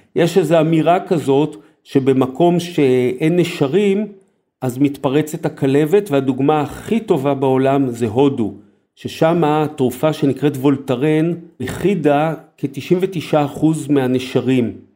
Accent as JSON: {"language": "Hebrew", "country": "Israel", "tie": "born or raised there", "said": "למרות שגדלתי בעיר, אבל היה לי את הגן הזואולוגי של אוניברסיטת תל אביב"}